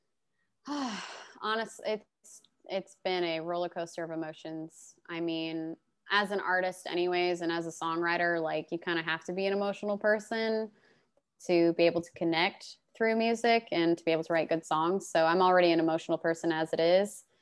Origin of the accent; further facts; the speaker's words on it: Glendale, Arizona, United States; moved away as an adult; also born or lived in Phoenix, Arizona / Detroit area, Michigan; now in Nashville, United States; I was born in Phoenix, and I was mostly raised on the west side in Glendale